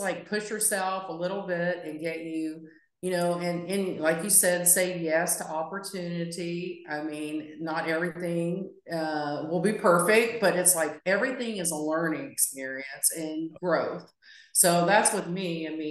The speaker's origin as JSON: {"language": "English", "region": "West Virginia", "country": "United States", "said": "I'm, like I said, I'm from West Virginia. I mean, I was just a girl with big dreams"}